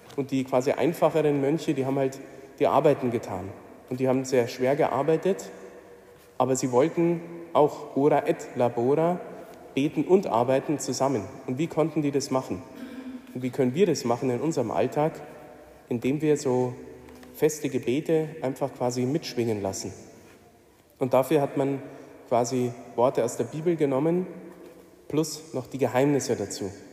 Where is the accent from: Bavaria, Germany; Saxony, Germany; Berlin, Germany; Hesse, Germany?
Bavaria, Germany; Mindelstetten; Ich komme aus der Nähe von Regensburg und ich habe einige Jahre leben dürfen in meiner Jugend, so die prägende Zeit, Kindergarten und Grundschule in Mindelstetten.